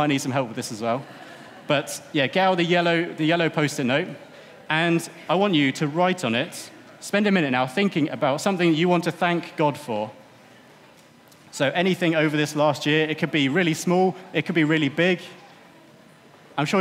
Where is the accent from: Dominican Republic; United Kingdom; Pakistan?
United Kingdom; I think as British